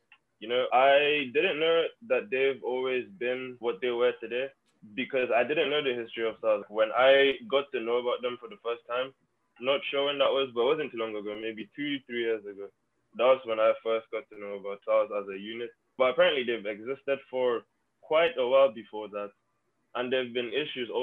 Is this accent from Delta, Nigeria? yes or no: no; Lagos, Nigeria; now in Florida, United States; So I'm from Lagos, Nigeria. I was born there and I was raised there.